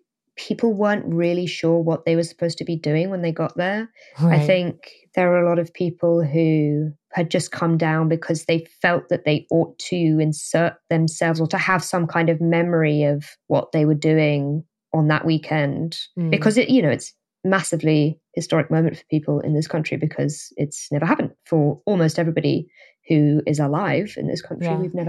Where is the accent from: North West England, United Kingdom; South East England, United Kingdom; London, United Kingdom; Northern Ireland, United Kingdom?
London, United Kingdom; But yeah, I grew up in London. So I was obviously, I guess, near to where the royals were a lot of the time.